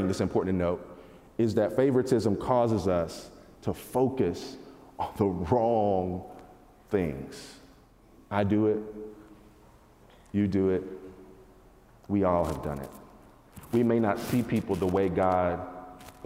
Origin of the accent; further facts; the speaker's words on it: North Carolina, United States; moved away; I grew up in North Carolina